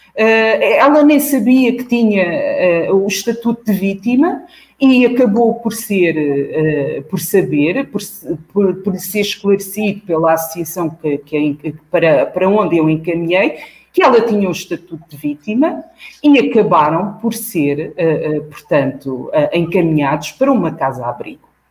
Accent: Almada, Setúbal, Portugal; esta escola representava a fronteira entre os alunos dos bairros sociais periféricos de onde eu vim e os alunos de Almada

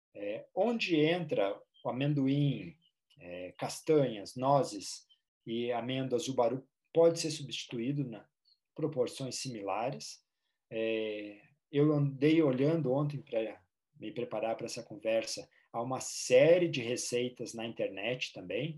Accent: Rio Grande do Sul, Brazil; no Rio Grande do Sul, de onde eu sou

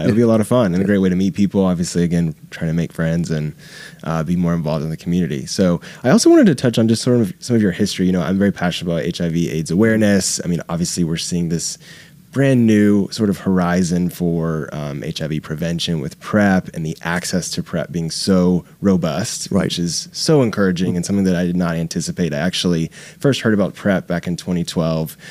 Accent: Jacksonville, the South, United States; moved away; I'm from the South as well

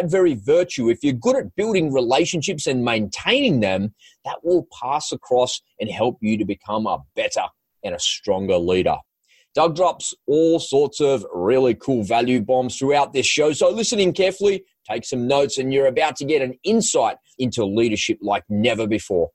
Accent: Sydney, New South Wales, Australia; I grew up in Sydney, Australia, had it from a beautiful, loving family

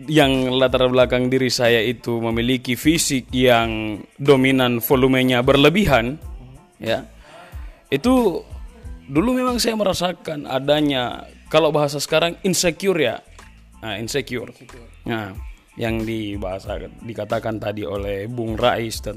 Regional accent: Florida, United States; born there; Saya lahir di Florida 27 September 1998

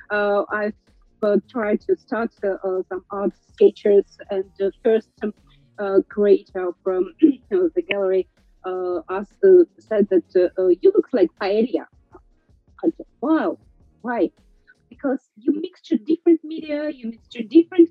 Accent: Russia

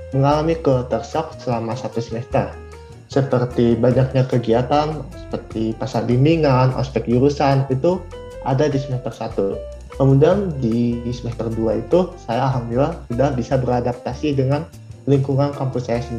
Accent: Bandung, West Java, Indonesia; Aku asli Bandung, Kak.

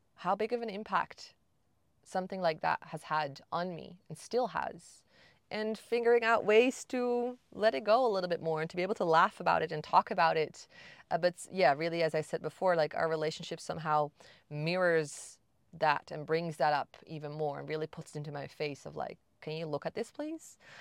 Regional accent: Netherlands; moved away; also born or lived in Bali; I'm from the Netherlands

